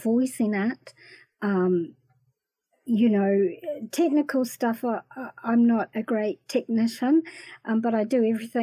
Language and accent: English; New Zealand; also born or lived in Waxhaw, North Carolina, United States; when I came back to New Zealand